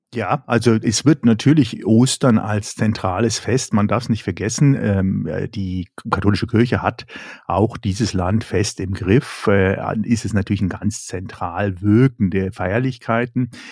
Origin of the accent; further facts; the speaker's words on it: Germany; bei uns in Deutschland und Europa